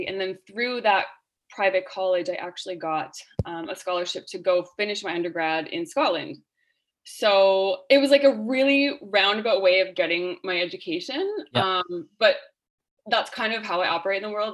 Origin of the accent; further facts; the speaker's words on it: Northern Ontario town, Canada; Hayley and I both grew up in a small Northern Ontario town called Simmons